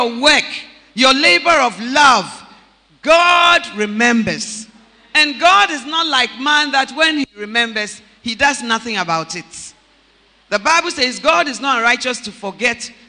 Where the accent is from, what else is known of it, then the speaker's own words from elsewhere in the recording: Takoradi, Western Region, Ghana; moved away; also born or lived in Accra; I'm born, bred, and battered in Takoradi